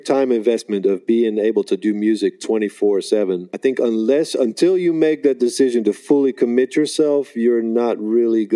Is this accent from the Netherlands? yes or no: yes; Netherlands; now in United States; I grew up in Holland